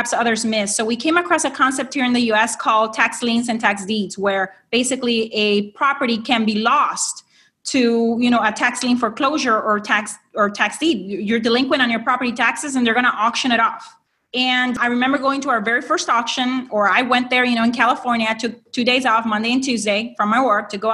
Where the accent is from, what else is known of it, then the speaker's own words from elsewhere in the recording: Honduras; moved away as an adult; now in United States; I am an immigrant from Honduras into the U.S.